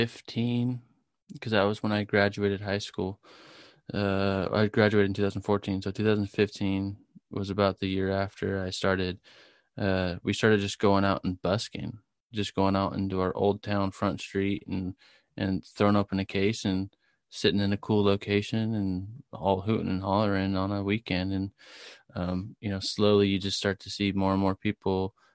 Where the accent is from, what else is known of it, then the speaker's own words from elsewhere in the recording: Murrieta, California, United States; Murrieta, California.